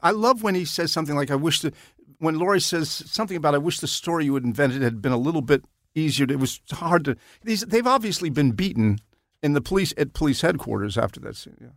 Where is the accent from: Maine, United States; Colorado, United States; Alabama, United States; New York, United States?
New York, United States; Nanuet; I was growing up in Nanuet, New York